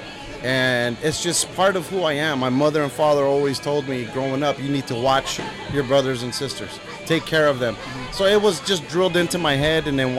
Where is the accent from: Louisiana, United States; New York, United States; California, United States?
California, United States; South Gate; also born or lived in Long Beach; now in Riverside, United States; I grew up in Southgate.